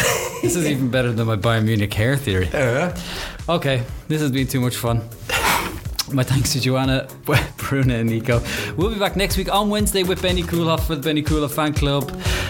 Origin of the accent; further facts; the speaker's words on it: Ireland; accent: Irish; It's my Irish accent.